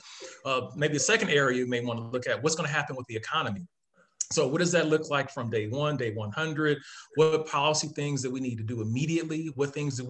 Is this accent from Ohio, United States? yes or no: yes; Akron, Ohio, United States; as a person growing up in Ohio, very humble beginnings from Akron, Ohio, growing up in Ohio